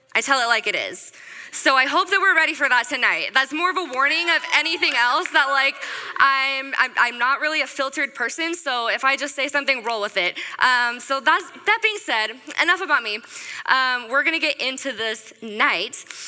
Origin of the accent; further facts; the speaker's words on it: Snohomish, Washington, United States; I grew up in Snohomish, Washington, up north a little bit